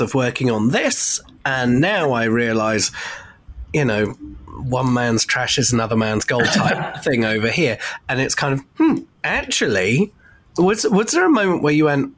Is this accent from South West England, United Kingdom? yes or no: yes; Bournemouth, South West England, United Kingdom; my hometown, Bournemouth in the United Kingdom